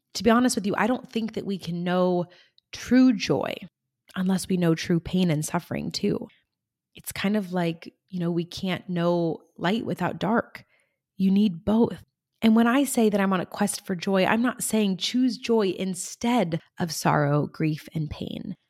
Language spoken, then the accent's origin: English; Central Coast of California, United States; right here in my hometown on the Central Coast of California